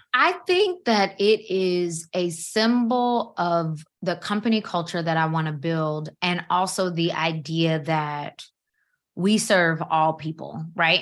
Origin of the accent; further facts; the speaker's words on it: Georgia, United States; now in Maryland, United States; I'm from Georgia